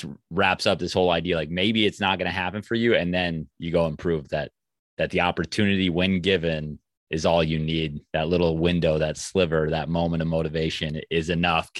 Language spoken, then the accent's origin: English; Minnesota, United States; I'm from Minnesota